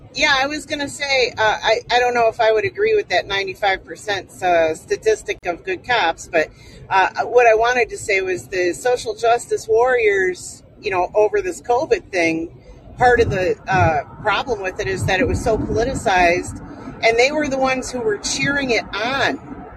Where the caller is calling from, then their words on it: Las Vegas, Nevada, United States; Las Vegas.